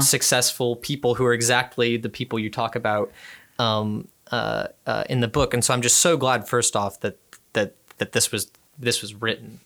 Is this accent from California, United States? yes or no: no; Houston, Texas, United States; I'm from Houston